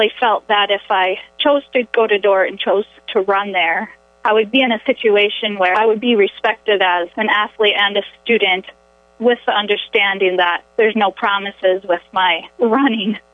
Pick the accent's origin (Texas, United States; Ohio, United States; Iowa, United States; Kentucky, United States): Iowa, United States; Orange City; moved away as an adult; now in Rapid City, United States; I grew up in Orange City, Iowa